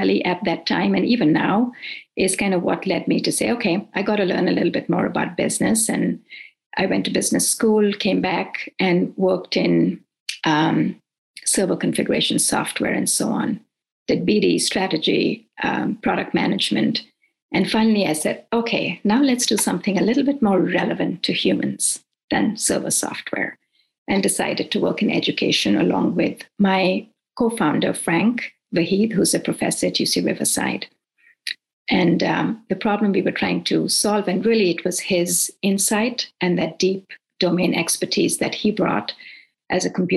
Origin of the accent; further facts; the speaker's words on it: India; moved away as an adult; also born or lived in Nigeria / Irvine, California / Davis, California; now in United States; I grew up in India and in between went to Nigeria for 4 years and was educated there as well in West Africa.